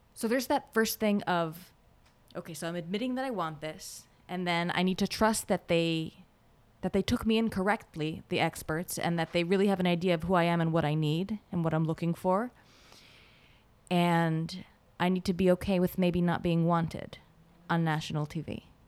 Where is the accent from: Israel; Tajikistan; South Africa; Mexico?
Israel; English is a second language; now in United States; I'm from Israel